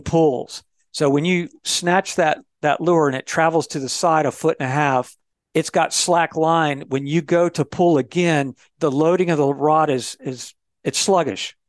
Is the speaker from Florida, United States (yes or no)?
yes; Florida, United States; I was raised in Florida